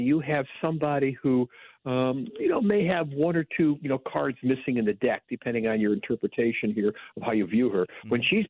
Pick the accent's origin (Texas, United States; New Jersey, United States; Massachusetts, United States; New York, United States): New York, United States; I grew up in New York